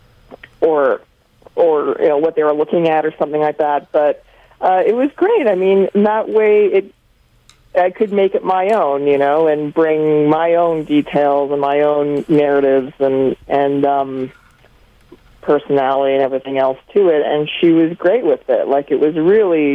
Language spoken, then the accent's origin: English; Calgary, Alberta, Canada; accent: Canadian; moved away as an adult; also born or lived in Edmonton; now in New York, United States; I grew up in Calgary